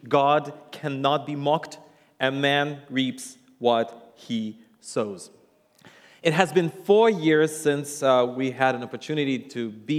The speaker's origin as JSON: {"language": "English", "country": "Russia", "second_language": "English", "said": "And yes, I am from Russia, and I am a Russian, and a lot of times people go like, you have an accent, but it's not the Russian accent."}